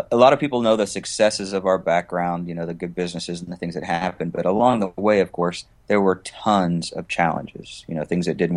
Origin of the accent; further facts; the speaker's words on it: West Coast, United States; also born or lived in Augsburg, Germany; Well, I was born in Augsburg, Germany. So my father was in the military, and I was uh, overseas, but. We pretty much settled in the West Coast once we got back to the States